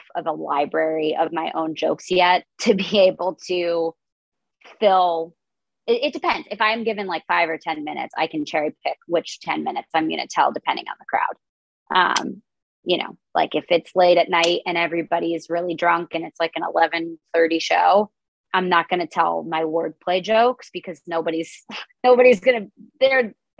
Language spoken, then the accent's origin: English; Connecticut, United States; now in New York City, United States; growing up in Connecticut